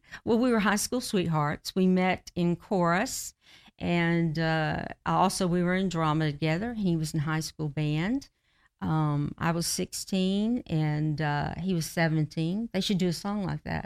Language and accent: English; Georgia, United States; also born or lived in Kentucky / Florida; back to Georgia, where we're from